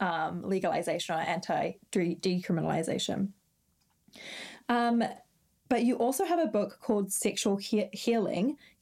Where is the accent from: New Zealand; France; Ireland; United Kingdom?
New Zealand; moved away; I'm from New Zealand